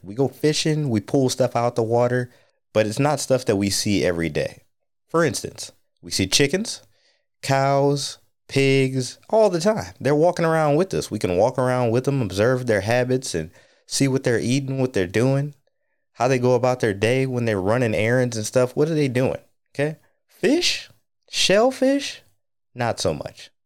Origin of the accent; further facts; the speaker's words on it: North Ohio on Lake Erie, United States; now in DC, Maryland, Virginia area, United States; I grew up in North Ohio on Lake Erie